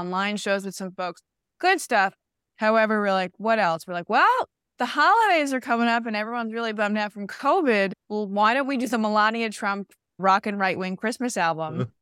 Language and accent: English; New York City, New York, United States; also born or lived in Connecticut; I was a kid from Queens